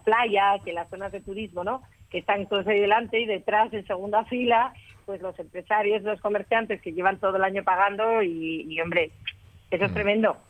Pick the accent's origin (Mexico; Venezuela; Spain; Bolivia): Spain; yo soy la única española que participa en ese simposio